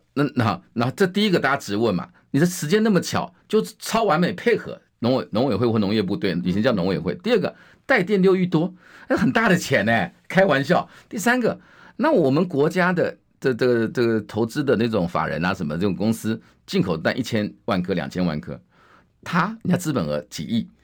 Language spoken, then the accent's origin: Chinese; Wanli, New Taipei, Taiwan; 我是在万里出生的